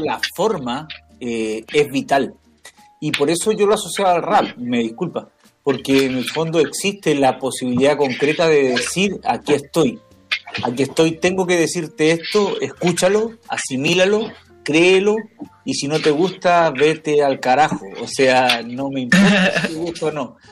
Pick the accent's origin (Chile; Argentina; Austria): Chile; also born or lived in Canada; como chilenos